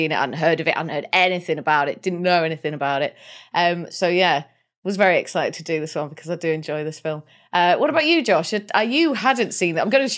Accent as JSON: {"language": "English", "region": "Wales", "country": "United Kingdom", "said": "Like, any mention of Wales or being Welsh or anything in a film, and I'm like, oh, it's the best bloody thing I've ever seen."}